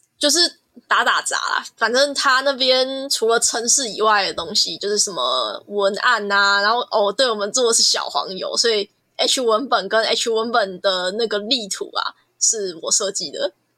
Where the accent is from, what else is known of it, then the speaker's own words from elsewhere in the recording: Kaohsiung, Taiwan; 我来自高雄，然后我现在还在延毕中，啊，我读的是就是原住民艺术产业这个系